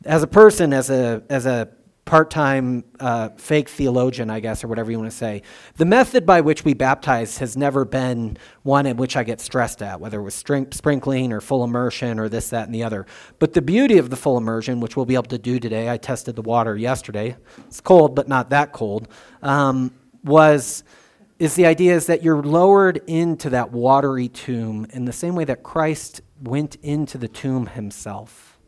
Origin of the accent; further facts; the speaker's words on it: United States; I'm an American